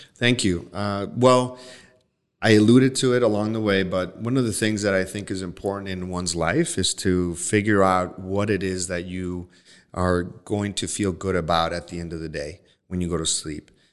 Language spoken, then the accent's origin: English; Los Mochis, Sinaloa, Mexico; moved away; I'm from Los Mochis